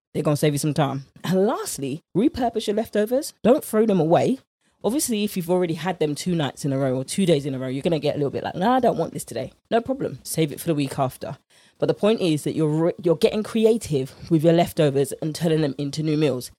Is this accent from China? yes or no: no; United Kingdom; accent: British; my British accent